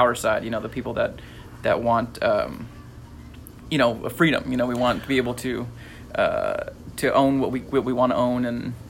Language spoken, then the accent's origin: English; California, United States; We are from California